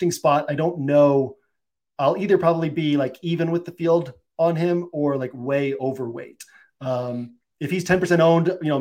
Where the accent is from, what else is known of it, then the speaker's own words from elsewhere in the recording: Massachusetts, United States; I grew up in Massachusetts